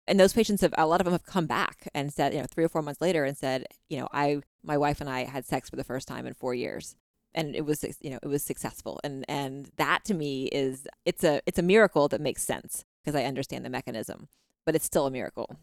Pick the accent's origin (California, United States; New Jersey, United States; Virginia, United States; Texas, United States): Texas, United States; now in Utah, United States; I grew up in the South, in Texas